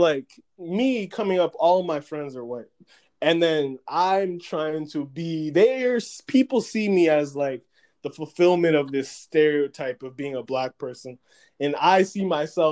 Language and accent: English; New Hampshire, United States; moved away as an adult; now in Boston, United States; I grew up in New Hampshire